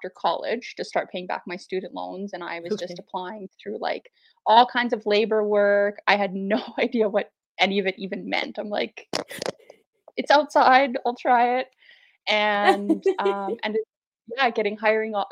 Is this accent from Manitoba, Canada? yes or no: no; Saskatoon, Saskatchewan, Canada; I am from Saskatoon, Saskatchewan, right dead set in the middle of the prairies. I was born and raised here, born and raised in the north.